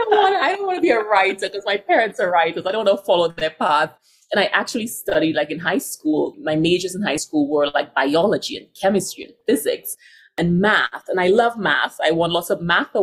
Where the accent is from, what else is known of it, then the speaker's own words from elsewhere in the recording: St. Lucia; also born or lived in New York / San Francisco / London; now in Denver, United States; that I grew up with in St. Lucia